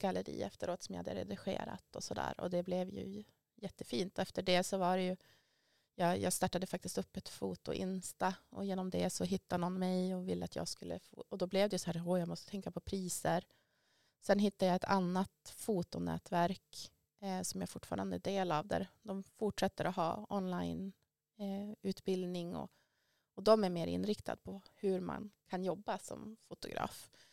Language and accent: Swedish; Västerbotten County, Sweden; jag är ju från Västerbotten ursprungligen också